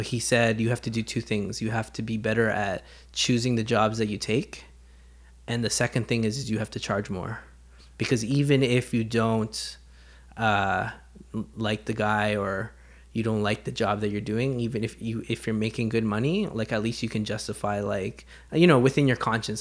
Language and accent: English; Canada; growing up in Canada